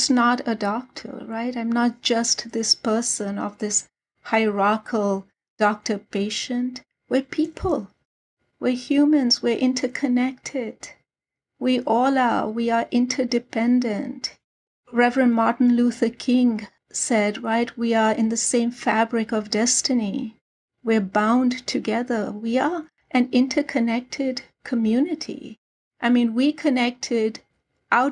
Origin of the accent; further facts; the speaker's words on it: Karachi, Sindh, Pakistan; moved away as an adult; now in United States; I was born and raised in Karachi, Pakistan